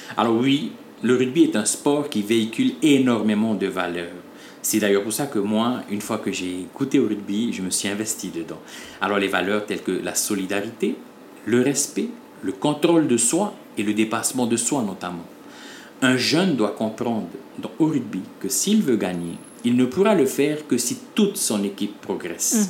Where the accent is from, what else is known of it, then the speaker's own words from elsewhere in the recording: French Polynesia; chez nous en Polynésie française